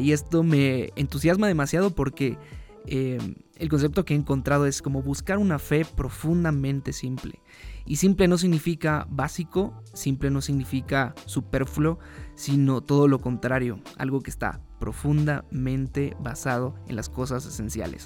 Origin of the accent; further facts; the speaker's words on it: Veracruz, Mexico; moved away as an adult; also born or lived in Mexico City; me mudé a la Ciudad de México, desde Veracruz, de donde yo soy